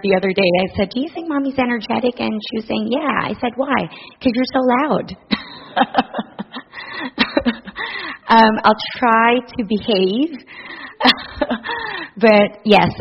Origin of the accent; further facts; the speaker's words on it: Philippines; moved away as an adult; now in Guelph, Canada; I was born and raised in the Philippines